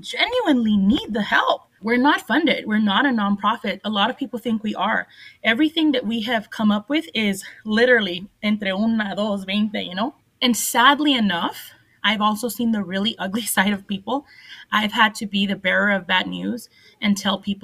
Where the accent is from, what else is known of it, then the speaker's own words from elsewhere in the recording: El Paso, Texas, United States; I grew up in Segundo Barrio